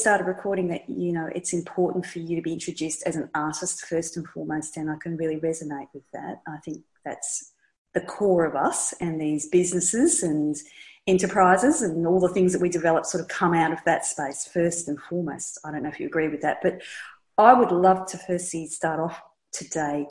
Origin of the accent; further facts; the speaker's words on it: Melbourne, Victoria, Australia; somebody who's based in Melbourne, my hometown